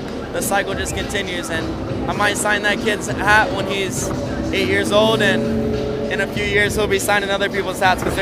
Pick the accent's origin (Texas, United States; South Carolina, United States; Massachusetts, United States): South Carolina, United States; moved away as an adult; now in California, United States; South Carolina is where I was born and raised, and just recently moved to California.